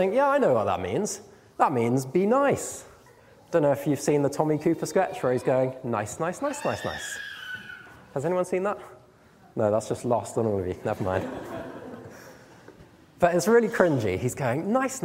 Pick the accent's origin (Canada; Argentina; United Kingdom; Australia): United Kingdom; we're British